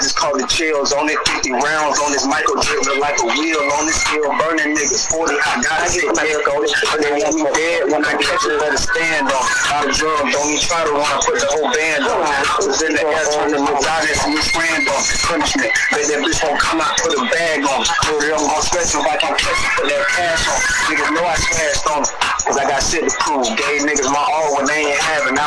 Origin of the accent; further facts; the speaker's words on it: Florida, United States; I'm from Florida